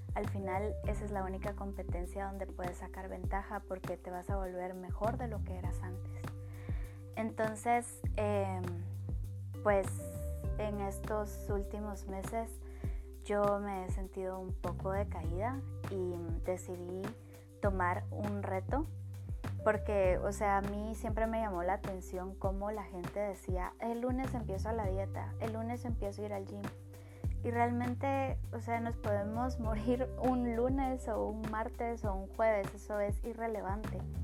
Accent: Guatemala; yo soy de Guatemala

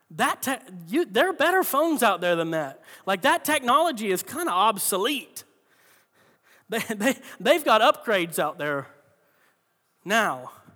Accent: Florida, United States; moved away; I'm from Florida

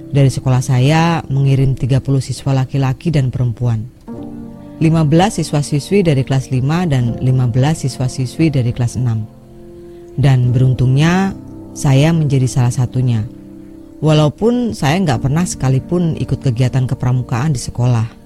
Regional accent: Lampung, Indonesia; now in Majalengka, Indonesia; Saya berasal dari Lampung. Cuma sekarang saya tinggal di Majalengka, Jawa Barat.

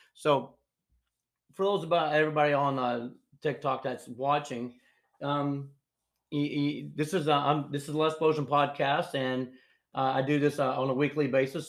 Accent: North Georgia, United States; we grew up in North Georgia, just south of Chattanooga

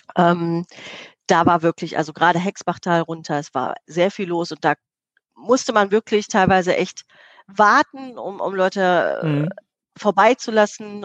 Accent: Herne, North Rhine-Westphalia, Germany; im Stadtteil Eickel ähm, groß geworden, direkt äh, zu Bochum-Wattenscheid hin

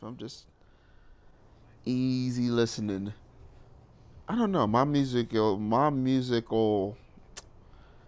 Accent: Trinidad & Tobago; I am Trinidadian.

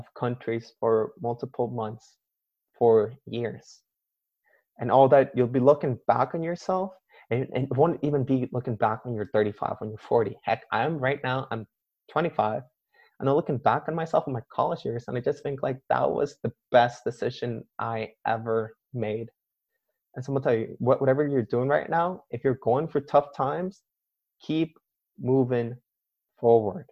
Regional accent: Canada; my parents immigrated to Canada and they had me there

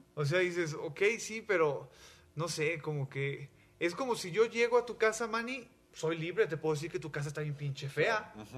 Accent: Mexico; yo soy mexicano

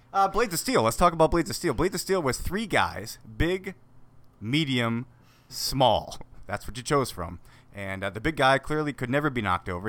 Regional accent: Wisconsin, United States; I grew up growing up on the Wisconsin Lakes, skating since I was about three, probably.

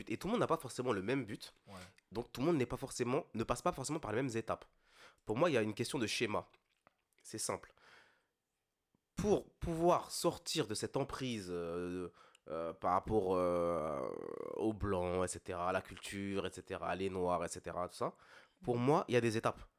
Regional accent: Île-de-France, France; je me considère même pas vraiment comme antillais parce que j'ai grandi en Ile-de-France

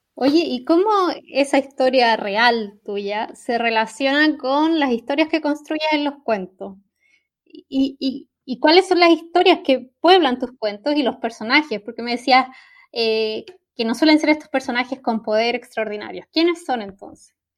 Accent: Chile; La historia del país de donde vengo, Chile

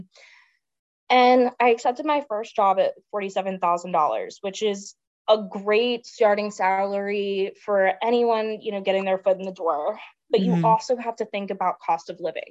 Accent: Salisbury, Maryland, United States; moved away as an adult; also born or lived in Washington, D.C.; if I was living in my hometown of Salisbury, Maryland

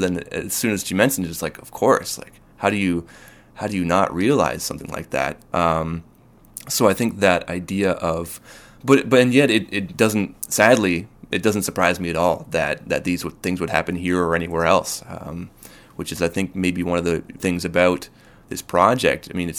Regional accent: Kitchener-Waterloo, Ontario, Canada; now in Victoria, Canada; I mean, I moved here from Kitchener-Waterloo, as we were talking before

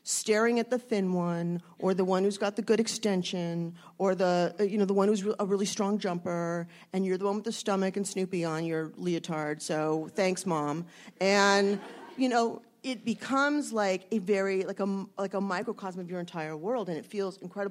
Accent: San Fernando Valley, California, United States; I grew up in the San Fernando Valley

